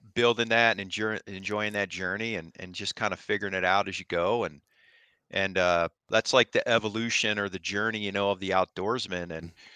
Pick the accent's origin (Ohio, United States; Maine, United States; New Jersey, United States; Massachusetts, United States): Ohio, United States; moved away as an adult; I grew up in Ohio like I said, self-taught archery hunter for whitetail